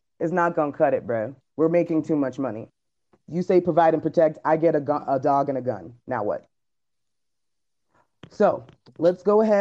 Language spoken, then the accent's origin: English; United States; this is where I'm from. I'm from America